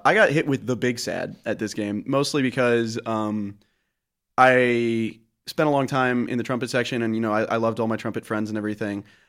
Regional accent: Columbia, Missouri, United States; now in Iowa, United States; I was born and raised in Columbia, Missouri, home of the Mizzou Tigers

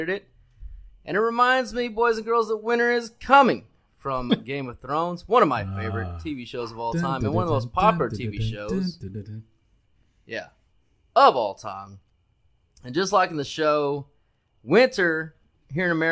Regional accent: United States; it is our duty as Americans

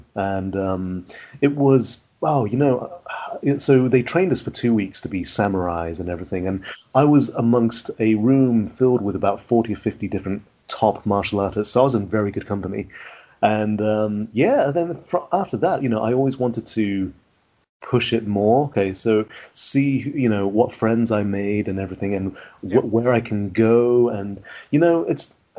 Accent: West Midlands, United Kingdom; accent: West Midlands; now in Oxford, United Kingdom; Or since I moved to Oxford, I lost my accent from the West Midlands, so that's probably helped out a lot.

